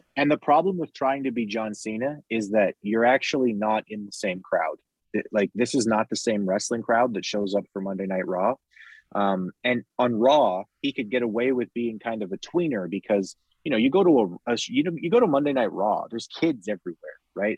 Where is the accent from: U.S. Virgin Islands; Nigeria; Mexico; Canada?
Canada; I'm Canadian